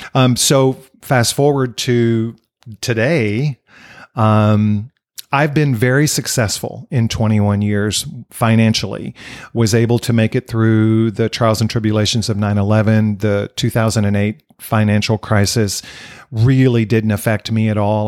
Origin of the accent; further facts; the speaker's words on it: Dallas-Fort Worth area, Texas, United States; also born or lived in Wichita Falls, Texas; I grew up here in the Dallas-Fort Worth area a year after I was born, we moved here